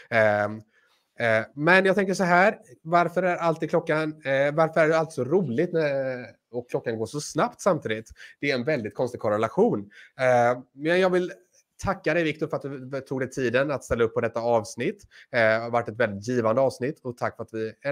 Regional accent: Sweden; Nej, jag är svensk.

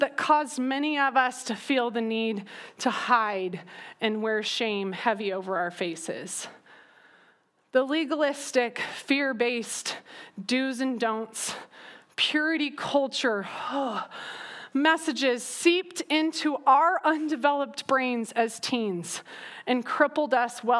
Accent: Southern California, United States; I grew up in Southern California

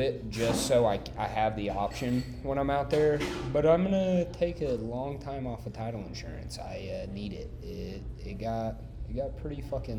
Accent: Midwest, United States; I'm from the Midwest.

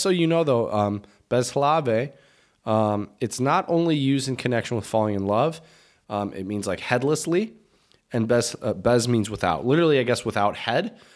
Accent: United States; moved away as an adult; now in Czech Republic; an American living in the Czech Republic.

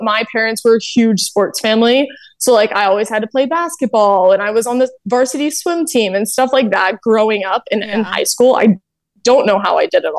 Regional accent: the South, United States; moved away as an adult; also born or lived in Indianapolis / Los Angeles; I'm a very Southern girl

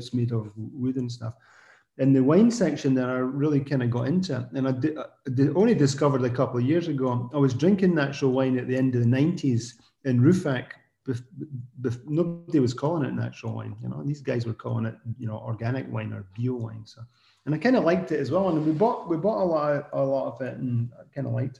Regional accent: Scotland, United Kingdom; accent: Scottish; now in Alsace, France; I'm Scottish

